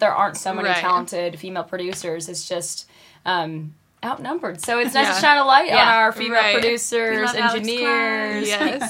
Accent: Hazen, North Dakota, United States; now in Nashville, United States; We grew up in Hazen, North Dakota. And it's funny because we grew up in town.

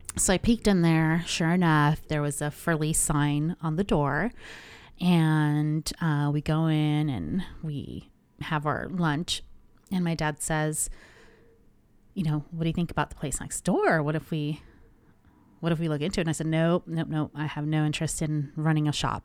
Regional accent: Anaheim, California, United States; born and raised in Anaheim

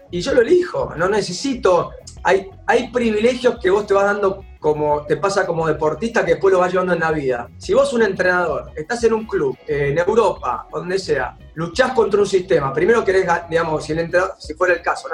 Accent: Argentina; yo soy de Martín

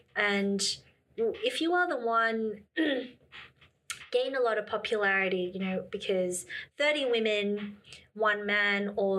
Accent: Shanghai, China; I've lived in China for 5 years and I'm from Shanghai, lived in Beijing.

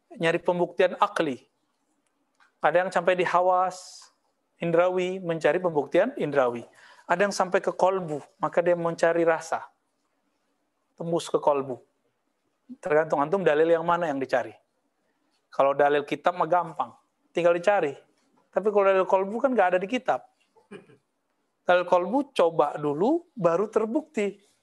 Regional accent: Payakumbuh, West Sumatra, Indonesia; moved away; kampung saya

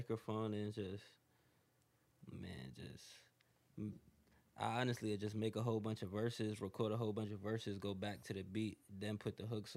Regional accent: New York, United States; I'm from New York

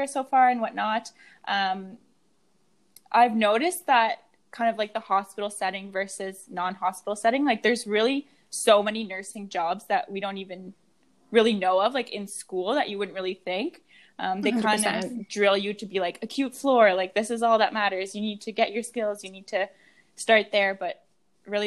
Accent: Moncton, New Brunswick, Canada; moved away as an adult; also born or lived in Montreal; now in Halifax, Canada; I grew up in Montreal and Moncton.

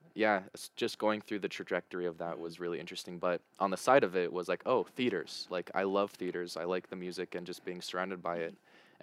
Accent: United States; moved away; Being an American

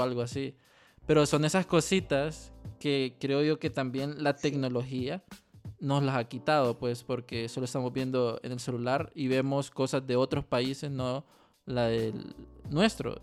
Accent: Honduras; como muchos hondureños

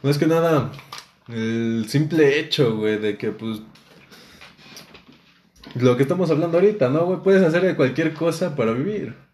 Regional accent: Mexico City, Mexico; Creo, creo que todos somos del DF. Creo que nadie nació en el estado.

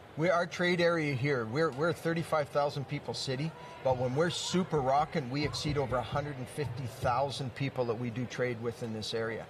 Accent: Lloydminster, Canada; I was born and raised in Lloydminster

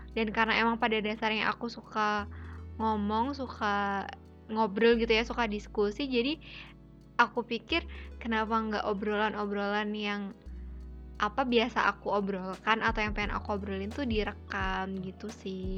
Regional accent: Yogyakarta, Special Region of Yogyakarta, Indonesia; Asalnya dari Jogja.

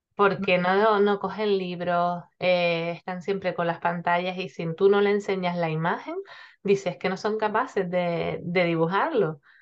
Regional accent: Gran Canaria, Canary Islands, Spain; now in Tenerife, Spain; yo estoy en Tenerife, aunque soy de Gran Canaria

